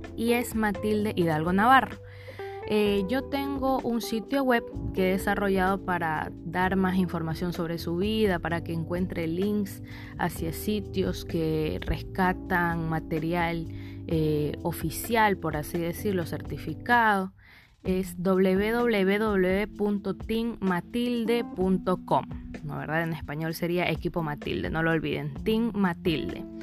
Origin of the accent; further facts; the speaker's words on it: Ecuador; yo soy del Ecuador